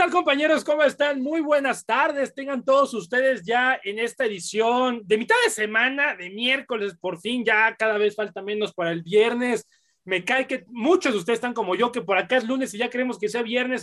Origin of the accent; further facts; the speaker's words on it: Puebla, Mexico; somos poblanos